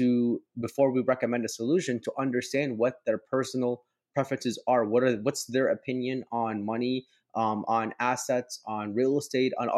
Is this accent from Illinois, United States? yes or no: yes; Palos Hills, Illinois, United States; I grew up in Chicago. I grew up in a suburb right outside of Orland Park. It's Palos Hills.